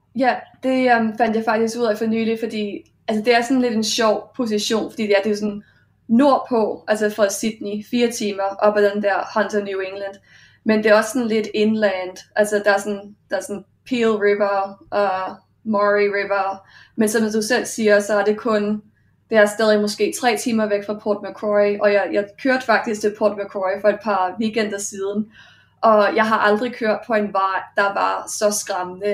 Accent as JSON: {"language": "Danish", "country": "Denmark", "moved": "yes", "lives_now": "Australia", "said": "hjemme i Danmark"}